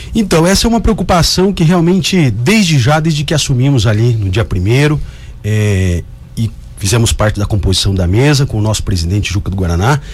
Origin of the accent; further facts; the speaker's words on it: Cuiabá, Mato Grosso, Brazil; sou cuiabano, de Chapecruz, nascido aqui em Cuiabá, no Hospital Santa Helena